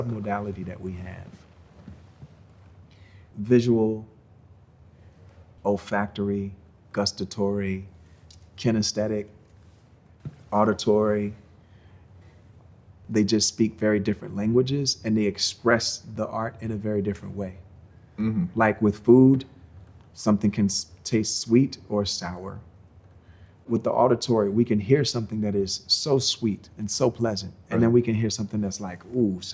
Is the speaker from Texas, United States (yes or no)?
no; Virginia, United States; I was from Virginia